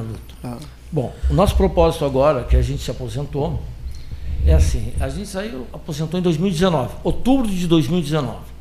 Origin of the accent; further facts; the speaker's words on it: Pelotas, Rio Grande do Sul, Brazil; aqui na região mesmo, que nós somos da região de Pelotas.